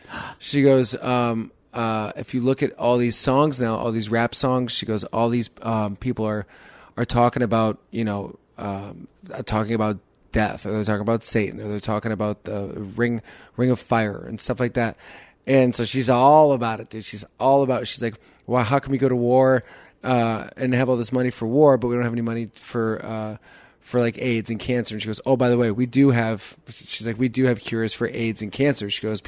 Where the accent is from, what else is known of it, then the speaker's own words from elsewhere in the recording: Chicago, Illinois, United States; also born or lived in San Jose; Well, I grew up in Chicago before and after. So we lived in Chicago, then we moved to San Jose when I was in middle school, and then at ninth grade, we moved back to Chicago.